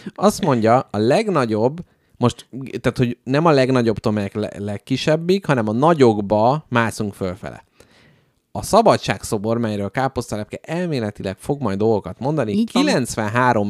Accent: Budapest, Hungary; itt születtem, itt élek, és itt is fogok meghalni

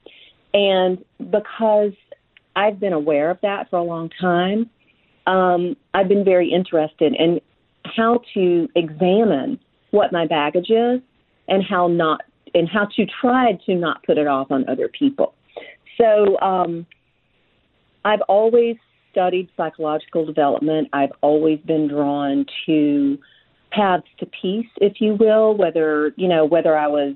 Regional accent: Frankville, Alabama, United States; also born or lived in Mobile, Alabama; I grew up in Frankville, Alabama, from the time I was just before I turned 2 until the time I was 12. When I was 12 years old, we moved to the Mobile, Alabama area

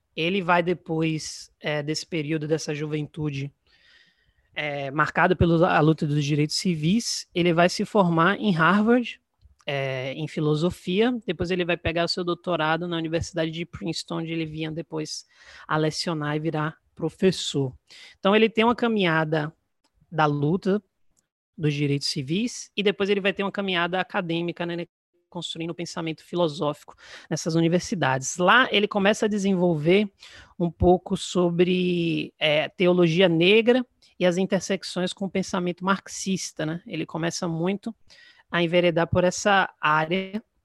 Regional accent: Salvador, Bahia, Brazil; sou de Salvador, Bahia

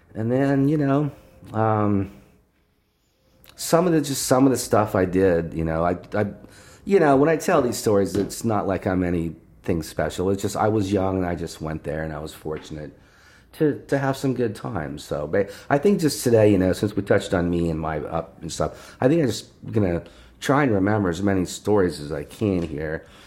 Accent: Lancaster, Ohio, United States; moved away; also born or lived in Hollywood; we're from Lancaster

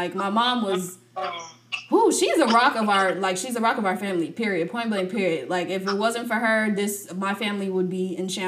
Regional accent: United States; we were raised in the United States

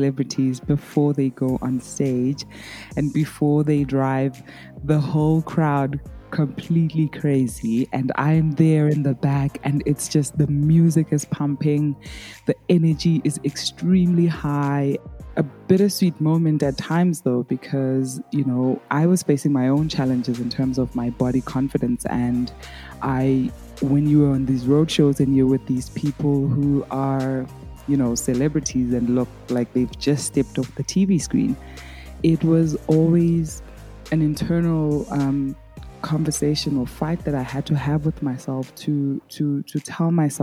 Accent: South Africa; accent: South African; I am from South Africa

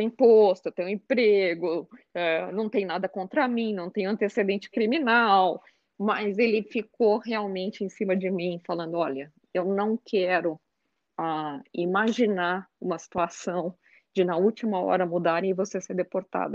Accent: Brazil; moved away as an adult; now in Cleveland, United States; quando eu morava no Brasil

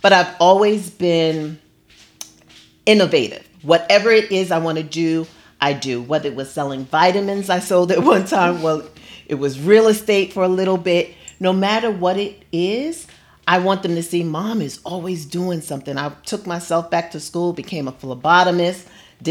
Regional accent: New York City, New York, United States; moved away as an adult; now in Los Angeles, United States; I reign from Brooklyn, New York, born and raised

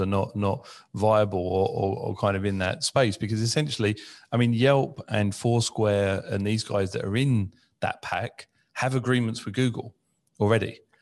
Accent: United Kingdom; growing up in the U K, obviously being British

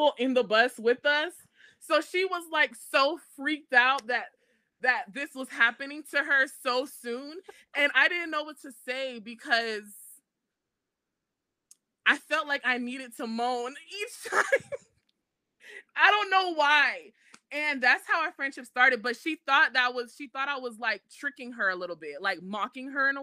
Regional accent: Florida, United States; I'm from Florida, and I went to Florida State University

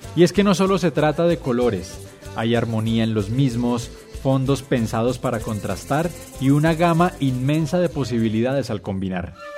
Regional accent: Tabio, Cundinamarca, Colombia; el de Tavio

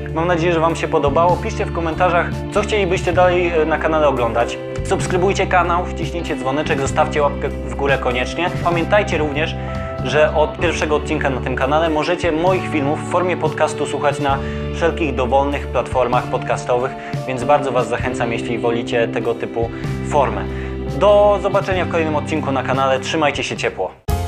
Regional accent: Poland

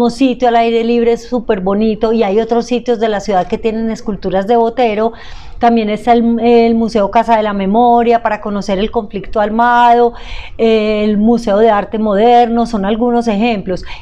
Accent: Antioquia, Colombia

